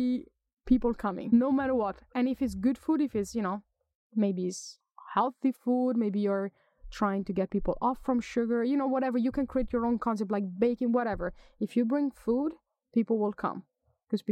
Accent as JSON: {"language": "English", "country": "Italy", "also_born_or_lived": "Germany", "moved": "as an adult", "lives_now": "Sweden", "said": "I'm from Italy. I've lived in Sweden for 10 years"}